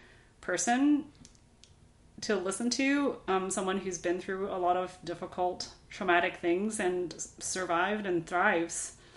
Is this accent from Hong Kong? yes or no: yes; Hong Kong; But I think that when I was growing up in Hong Kong, I went to a British international school.